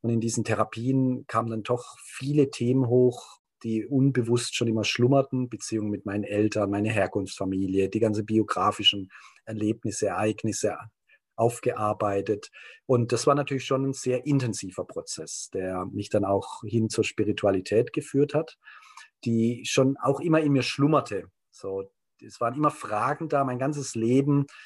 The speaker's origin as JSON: {"language": "German", "country": "Germany", "said": "ich komme aus Deutschland, bin auch sehr stark geprägt durch den Krieg, so als Kriegsenkelkind"}